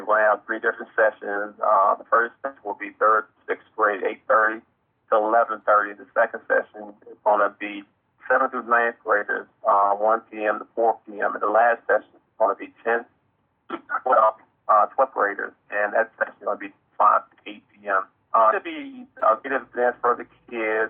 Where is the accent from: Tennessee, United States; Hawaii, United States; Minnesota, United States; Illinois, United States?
Tennessee, United States; my life story growing up around the Tennessee